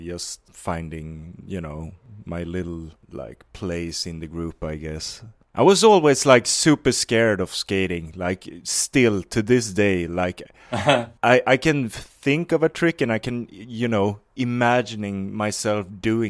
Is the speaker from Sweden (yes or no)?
yes; Varberg, Halland County, Sweden; English is a second language; I'm 29 years old, but I grew up in Varberg. It's called. It's like I was gonna say it's not famous for anything, but I don't know. Like it's like one of those towns in Sweden that just, you know, exists.